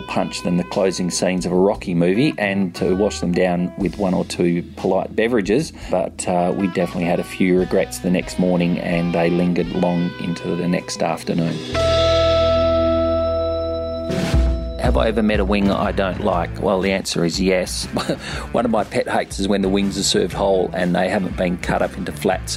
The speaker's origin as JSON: {"language": "English", "town": "Perth", "region": "Western Australia", "country": "Australia", "tie": "born or raised there", "also_born_or_lived": "London, United Kingdom", "moved": "as an adult", "lives_now": "Sydney, Australia", "said": "currently I live in Sydney, Australia, which is on the other side of the country, about 4,000 kilometres or 2,500 miles away from where I grew up in Perth."}